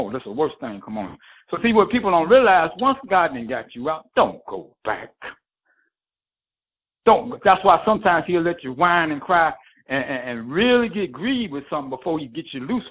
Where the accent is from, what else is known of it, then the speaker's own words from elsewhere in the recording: Detroit, Michigan, United States; moved away as an adult; I grew up in Detroit, and I have been out of the city for 2 years.